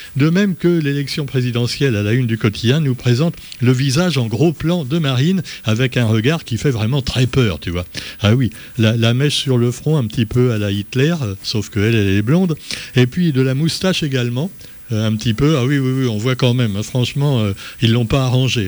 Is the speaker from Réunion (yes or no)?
yes; Réunion; chez nous à La Réunion